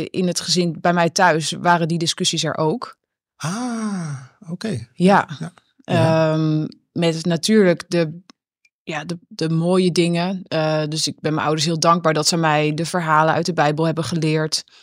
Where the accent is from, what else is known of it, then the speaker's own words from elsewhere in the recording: Netherlands; ik ben natuurlijk opgegroeid in de Nederlandse cultuur.